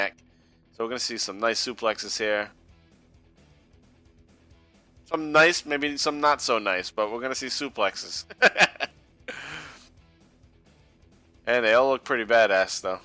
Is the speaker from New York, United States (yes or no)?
no; Massachusetts, United States; We're guys from Massachusetts